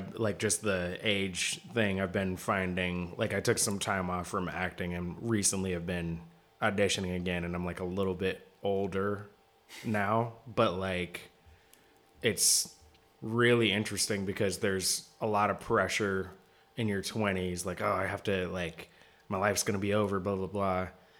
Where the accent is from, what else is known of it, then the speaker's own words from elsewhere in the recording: Seattle, Washington, United States; My hometown.